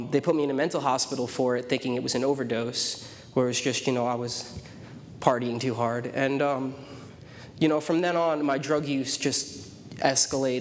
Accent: New York City, New York, United States; I was born in Staten Island, New York. It's one of the five boroughs of New York

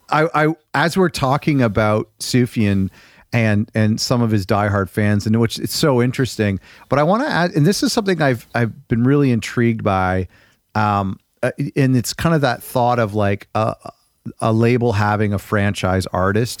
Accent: Toronto, Ontario, Canada; I'm from the G T A, the Toronto area

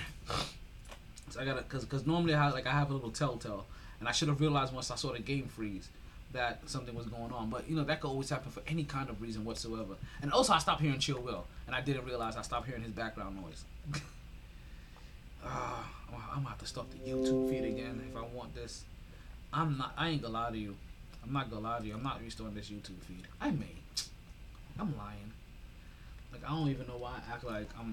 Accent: New York, United States; now in South Florida, United States; I'm from New York.

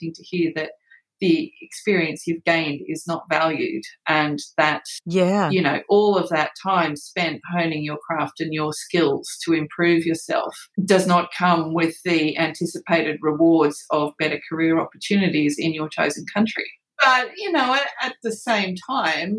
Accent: Western New South Wales, Australia; moved away as an adult; also born or lived in United Kingdom; now in Queensland, Australia; not being from Queensland, you know, I'm from Western New South Wales

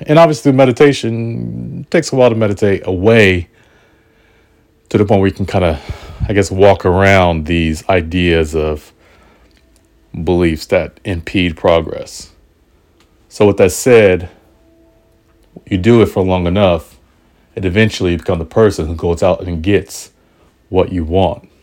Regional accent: Portland, United States; Portland is my hometown

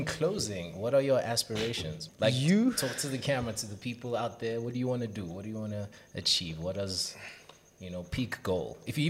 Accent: Limpopo, South Africa; All the way from Limpopo.

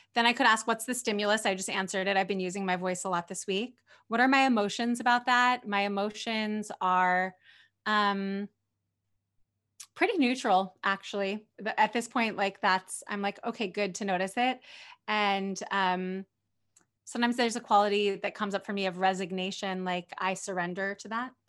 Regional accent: near Berkeley, California, United States; grew up near Berkeley, California

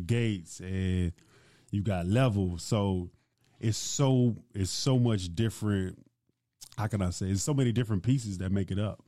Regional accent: Baton Rouge, Louisiana, United States; growing up in Baton Rouge, first off, like, I'm Nigerian. So my parents come from Nigeria

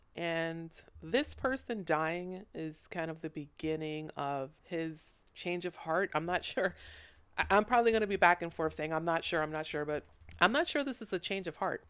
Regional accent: United States; I'm not from Thailand. I'm from America

